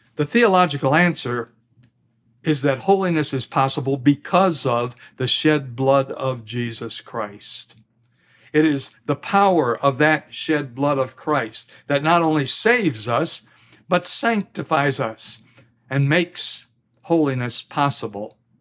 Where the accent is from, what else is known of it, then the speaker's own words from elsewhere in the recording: Midwest, United States; moved away; also born or lived in US South; I'm a Midwesterner by birth, but a Southerner by marriage and by conviction